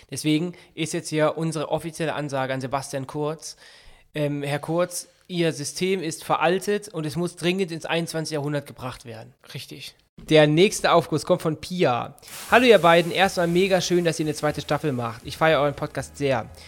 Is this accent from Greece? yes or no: no; Austria; Ich bin aus Österreich und hier, geht, hier, gibt es noch den verpflichteten Grundwehrdienst beim Bundesheer.